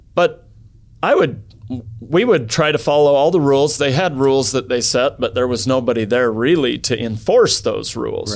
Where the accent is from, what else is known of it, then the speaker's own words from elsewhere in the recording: Idaho, United States; also born or lived in southern France; I grew up in Idaho. And, uh, grew up on a farm.